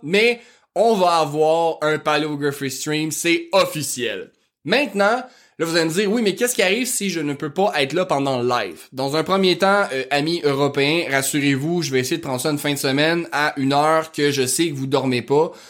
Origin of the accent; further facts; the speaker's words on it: Quebec, Canada; accent: rural Québécois (fond de campagne); mon accent de fond de campagne